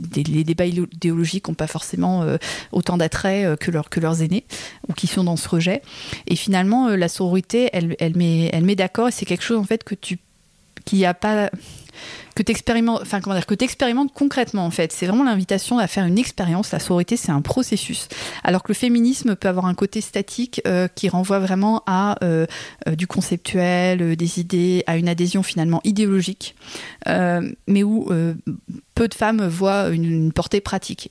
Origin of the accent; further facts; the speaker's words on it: France; en tant que Française